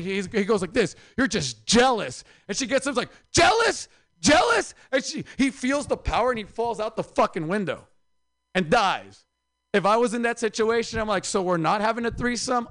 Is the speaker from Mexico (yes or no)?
yes; Mexico; moved away; also born or lived in Oaxaca, Mexico / Mexicali, Mexico; I'm from Oaxaca and Mexicali